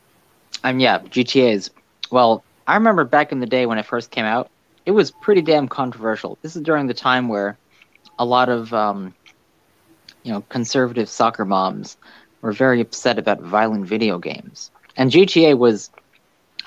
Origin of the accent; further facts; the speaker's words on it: United States; I was born in America.